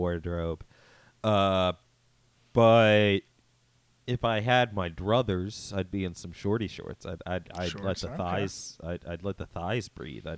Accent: rural Pennsylvania, United States; moved away as an adult; now in Philadelphia, United States; A more rural part of Pennsylvania, more in line with Amish people and farms and so forth

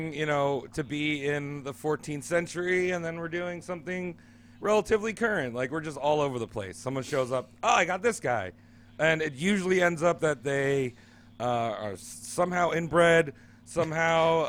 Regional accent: New York, United States; now in Portland, United States; I live in Portland. I'm from New York

